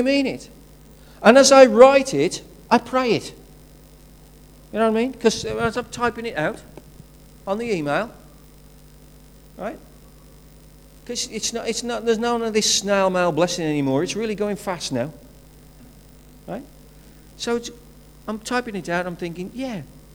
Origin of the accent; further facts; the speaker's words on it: Wolverhampton, West Midlands, United Kingdom; I'm from Wolverhampton. It just happens that way. It's a place of birth